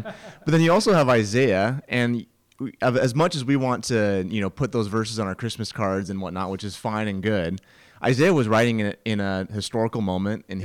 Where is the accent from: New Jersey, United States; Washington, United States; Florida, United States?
Washington, United States; I'm from Washington in the Cascade Mountains